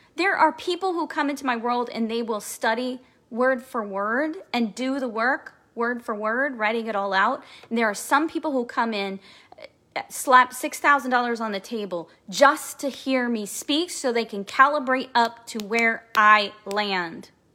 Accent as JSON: {"language": "English", "town": "Kansas City", "region": "Missouri", "country": "United States", "said": "I'm from Kansas City, Missouri"}